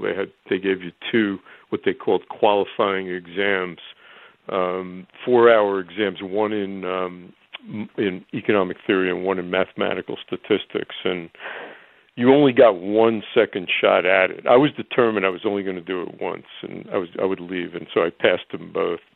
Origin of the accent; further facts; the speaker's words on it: Elmwood Park, New Jersey, United States; growing up in New Jersey